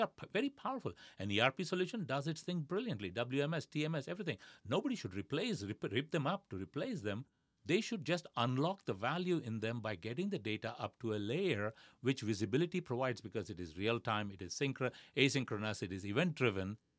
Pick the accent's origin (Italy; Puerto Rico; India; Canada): India; moved away; growing up in India